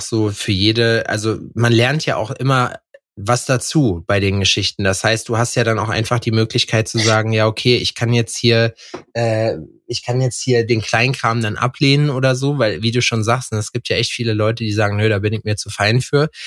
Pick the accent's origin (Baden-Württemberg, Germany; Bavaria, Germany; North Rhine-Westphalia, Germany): North Rhine-Westphalia, Germany; Lüdenscheid; now in Jena, Germany; Lüdenscheid. Das ist äh, der Ort mehr oder weniger, wo ich herkomme.